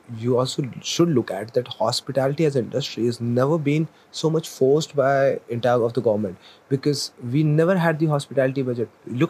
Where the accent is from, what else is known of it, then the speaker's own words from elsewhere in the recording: India; I'm working in a Marriott. My GM is Indian. I am Indian.